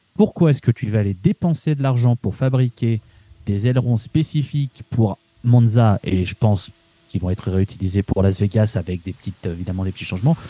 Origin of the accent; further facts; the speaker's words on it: France; en tant que Français